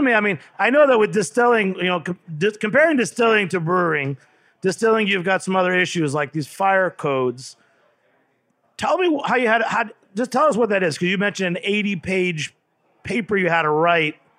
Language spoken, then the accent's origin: English; New York City, New York, United States; I'm from the East Village in New York City